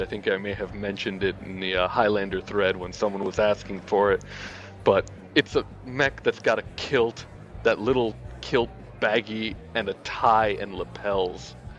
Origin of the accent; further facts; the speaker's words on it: Miami, Florida, United States; also born or lived in Louisiana; now in Vancouver, Canada; I was born in Louisiana but grew up in Miami